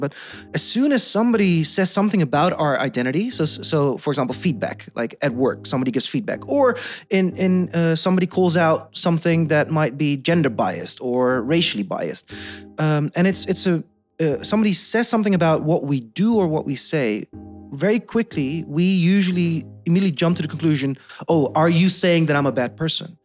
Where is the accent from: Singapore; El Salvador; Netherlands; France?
Netherlands; first language Dutch; English is a second language; also born or lived in South Korea; being adopted, growing up in the Netherlands